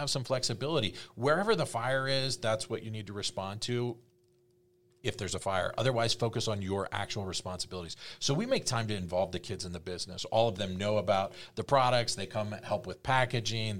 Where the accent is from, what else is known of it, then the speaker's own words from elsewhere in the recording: East Coast, United States; I grew up on the East Coast and I'm so West Coast